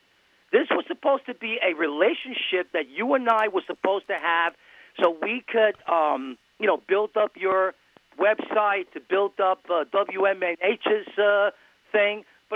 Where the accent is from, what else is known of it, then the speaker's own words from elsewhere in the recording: New York City, New York, United States; I'm from New York City. I'm the real deal.